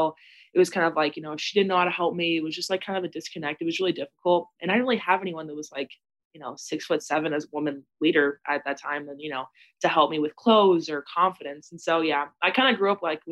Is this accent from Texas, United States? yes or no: yes; Austin, Texas, United States; also born or lived in California; I was born in California. I lived there for a little bit, but I'm from Austin, Texas